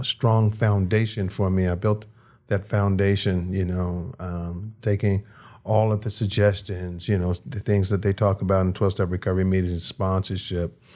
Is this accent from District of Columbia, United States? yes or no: yes; Washington, District of Columbia, United States; now in Las Vegas, United States; I was born in Washington, D C.